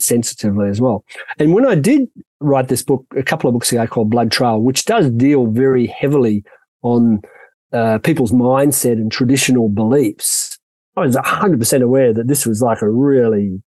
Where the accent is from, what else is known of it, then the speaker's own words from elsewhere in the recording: Sydney, New South Wales, Australia; moved away as an adult; now in South Africa; Sydney, which is my hometown